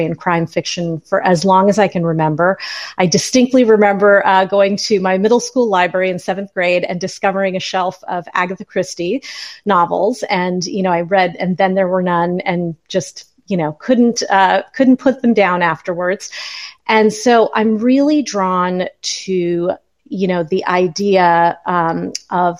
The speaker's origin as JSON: {"language": "English", "region": "California", "country": "United States", "tie": "born or raised there", "also_born_or_lived": "Philadelphia", "moved": "yes", "said": "I grew up in California"}